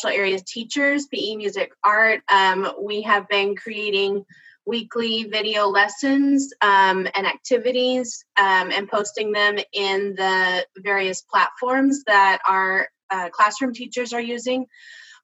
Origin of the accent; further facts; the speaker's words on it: Austin, Texas, United States; I'm from Austin. I'm actually a graduate of Austin ISD.